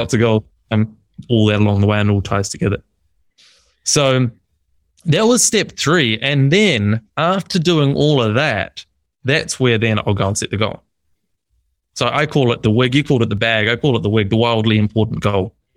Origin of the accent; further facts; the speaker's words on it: New Zealand; moved away; also born or lived in Melbourne, Australia; So I'm from New Zealand. I was living in Melbourne.